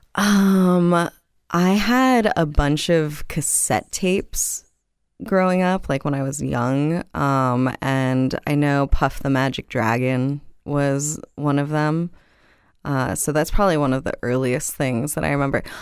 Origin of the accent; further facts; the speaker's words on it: Miami, Florida, United States; moved away as an adult; also born or lived in Los Angeles; I grew up in South Miami, uh, so born and raised in the county of Dade